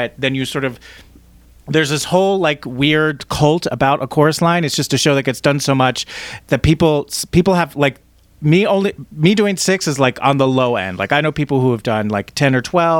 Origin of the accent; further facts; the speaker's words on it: New Jersey, United States; I'm from New Jersey